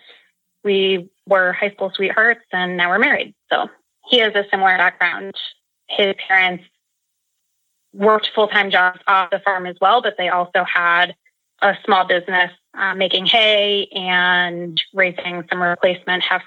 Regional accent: Seacoast, New Hampshire, United States; I grew up in Seacoast, New Hampshire area, so close to the Atlantic Ocean

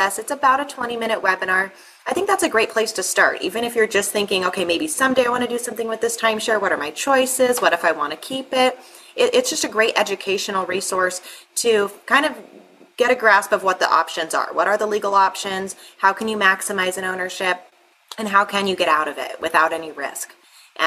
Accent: Sedona, Arizona, United States; I grew up in Sedona, Arizona

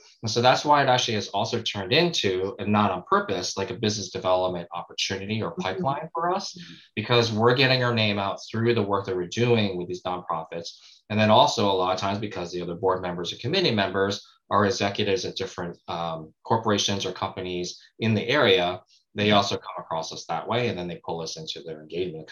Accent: New York, United States; moved away; I grew up actually in New York

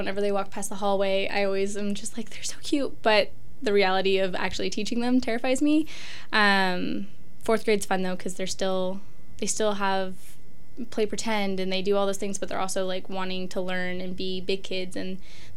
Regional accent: Pullman, Washington, United States; I'm actually from Pullman. I went to middle school and high school here. My dad was a Marine, so we traveled before

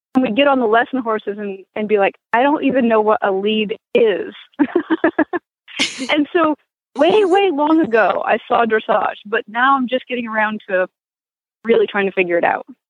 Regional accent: Maine, United States; moved away; I grew up in Maine

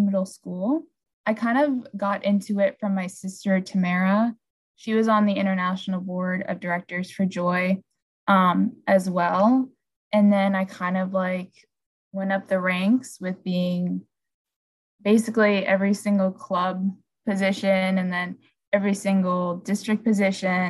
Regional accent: Orlando, Florida, United States; I'm from Orlando, Florida

